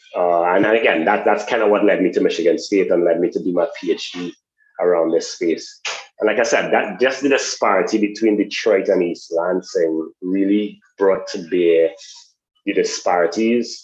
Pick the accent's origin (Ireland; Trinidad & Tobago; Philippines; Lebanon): Trinidad & Tobago; moved away; also born or lived in United States; I'm originally from Trinidad and Tobago.